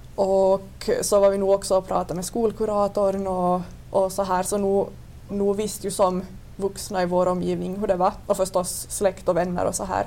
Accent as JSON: {"language": "Swedish", "town": "Vörå", "region": "Ostrobothnia", "country": "Finland", "said": "jag kommer från Vörå."}